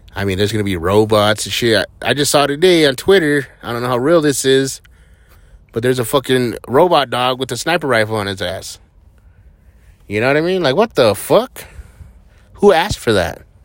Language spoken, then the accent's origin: English; Hatch, New Mexico, United States; moved away; I grew up in Hatch, New Mexico, which is super small.